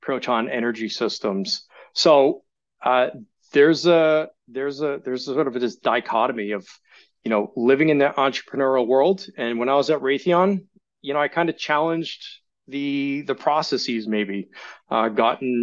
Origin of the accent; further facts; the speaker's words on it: Sabattus, Maine, United States; I grew up in Sebattis, Maine